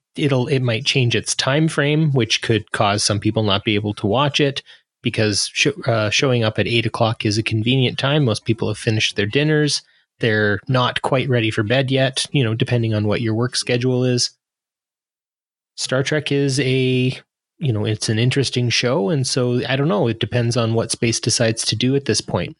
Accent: Canada; I'm a Canadian

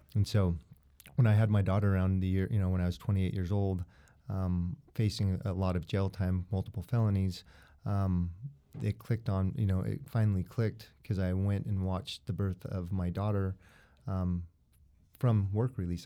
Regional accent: Utah, United States; born and raised in Utah.

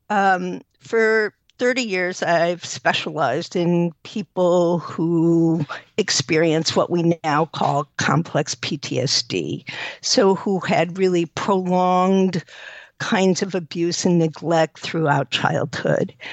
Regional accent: New York, United States; now in Evanston, United States; Uh, New York.

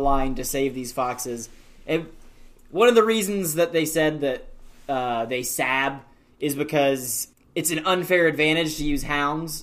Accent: Indiana, United States; I'm from Indiana

